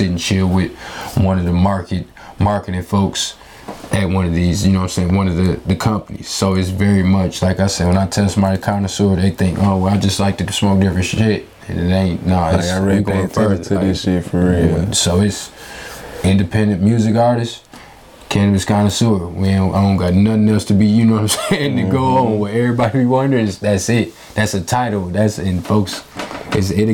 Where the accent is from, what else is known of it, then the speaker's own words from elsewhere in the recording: Chicago, Illinois, United States; moved away as an adult; also born or lived in Champaign, Illinois / North Carolina / Missouri; now in Michigan, United States; Raised in Southside Chicago